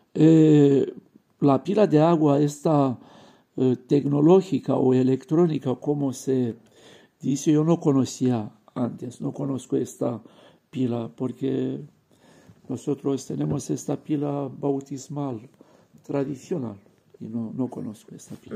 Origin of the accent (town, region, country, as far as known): Romania; Spanish is a second language; moved away as an adult; now in Barcelona, Spain